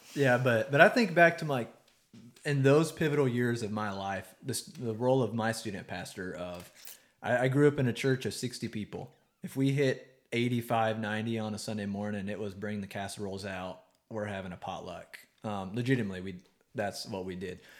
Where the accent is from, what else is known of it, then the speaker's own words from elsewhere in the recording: East Texas, United States; I can say that I grew up in East Texas